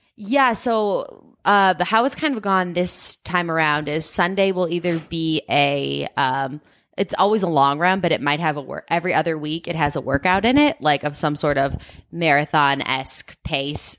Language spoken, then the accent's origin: English; Chicago, Illinois, United States; now in Boulder, United States; I'm from Chicago